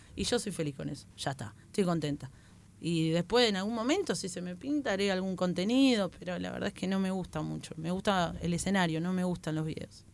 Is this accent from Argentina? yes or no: yes; Buenos Aires, Argentina; yo soy de Zona oeste